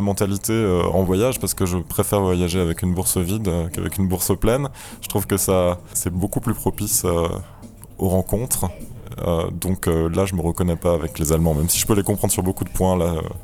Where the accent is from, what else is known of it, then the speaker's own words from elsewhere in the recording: France; now in Berlin, Germany; en tant que Français